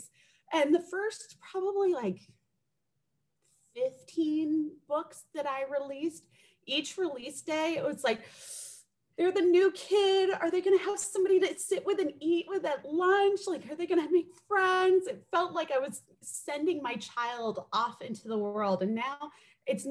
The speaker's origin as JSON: {"language": "English", "country": "United States", "tie": "born or raised there", "said": "We arrived when I was a baby in the US"}